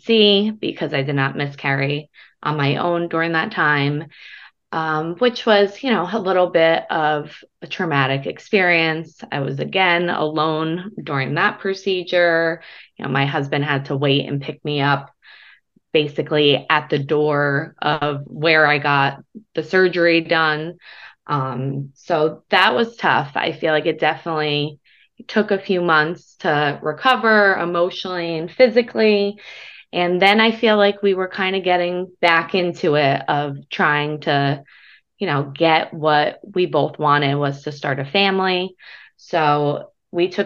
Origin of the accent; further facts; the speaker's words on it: New Jersey, United States; I'm from New Jersey